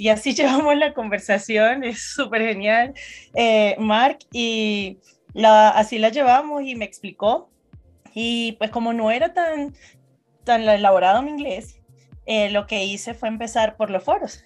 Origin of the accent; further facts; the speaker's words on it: Venezuela; moved away as an adult; now in Colombia; Yo, orgullosamente venezolana. Nací en Venezuela y hace seis años dejé mi país